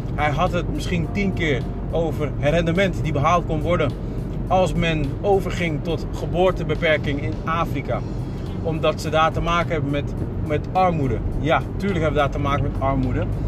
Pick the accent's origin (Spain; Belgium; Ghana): Ghana; now in Netherlands; Ghana in dat geval, waar ik vandaan kom